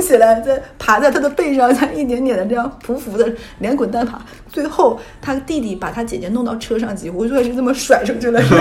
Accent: Northeast China, China; now in Shanghai, China; 在我老家东北，就是一个五线城市

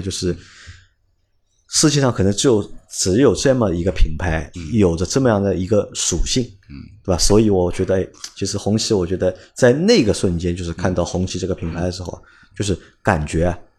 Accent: China; 我们会觉得是作为中国人

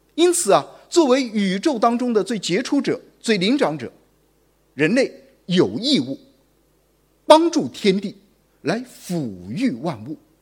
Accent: Guangzhou, Guangdong, China; 我们广州人

